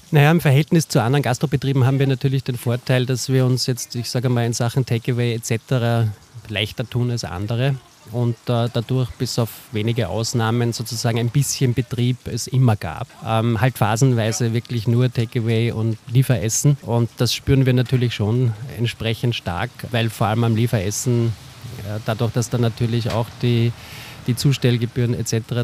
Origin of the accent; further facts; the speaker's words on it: Salzburg, Austria; now in Vienna, Austria; Der Mike Lanner, mit dem ich das mache, und ich, wir sind beide Salzburger